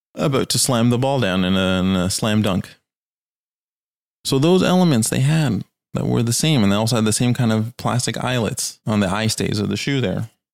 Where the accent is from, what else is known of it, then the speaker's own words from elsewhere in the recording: Canada; I am from Canada